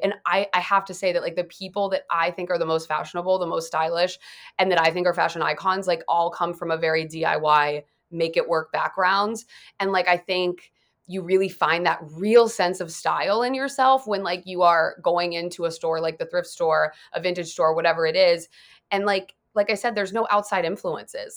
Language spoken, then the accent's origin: English; Dayton, Ohio, United States; now in Los Angeles, United States; I'm from Dayton, like, not that far away from there